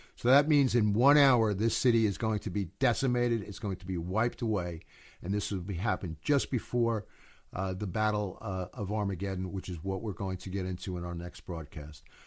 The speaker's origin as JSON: {"language": "English", "country": "United States", "said": "I'm an American"}